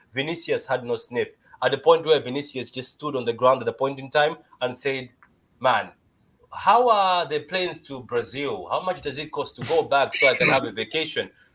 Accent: Malawi; English is a second language; am from Malawi

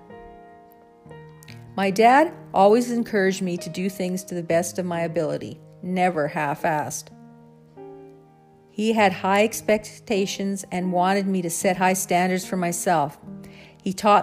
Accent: the Canadian prairies, Canada; growing up on the Canadian prairies

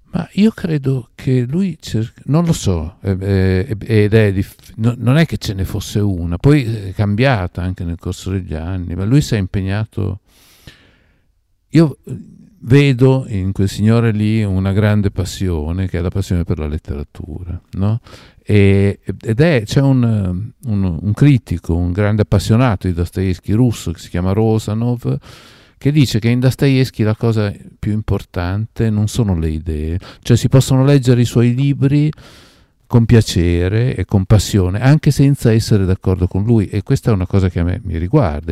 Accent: Parma, Emilia-Romagna, Italy; moved away as an adult; also born or lived in Algeria; io sono nato a Parma e ho vissuto tanti anni a Parma e Parma non la sopportavo. Sono andato via che avevo 22 anni

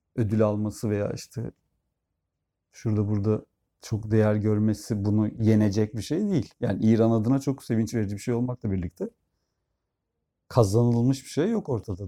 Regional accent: Turkey; Türkler olarak

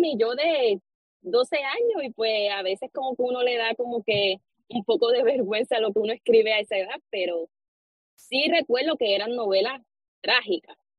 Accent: Arecibo, Puerto Rico; soy de aquí de Puerto Rico, de Arecibo.

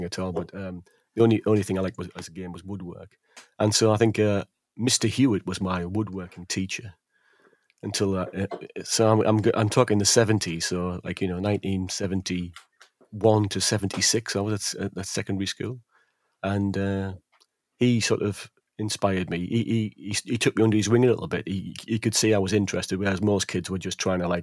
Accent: England, United Kingdom; also born or lived in North Yorkshire; being English

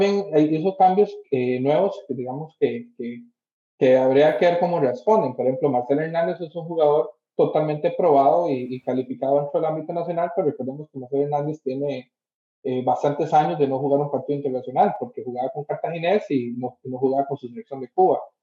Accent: Costa Rica; yo soy de Costa Rica

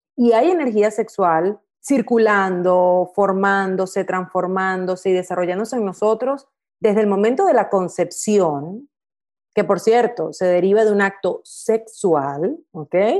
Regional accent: Venezuela; crecí en Latinoamérica, crecí en Venezuela puntualmente

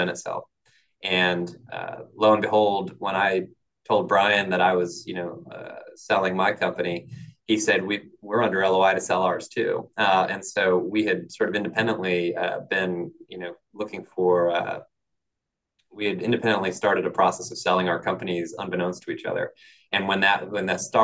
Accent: Connecticut, United States; growing up in Connecticut

